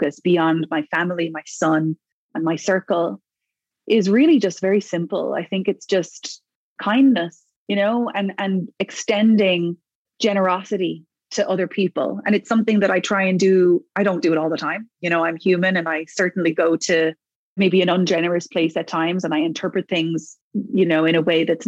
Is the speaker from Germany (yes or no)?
no; Ireland; moved away as an adult; also born or lived in New York; now in Toronto, Canada; it's home to Ireland